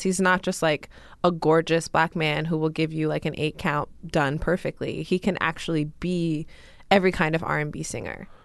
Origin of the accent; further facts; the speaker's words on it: New York, United States; As a New Yorker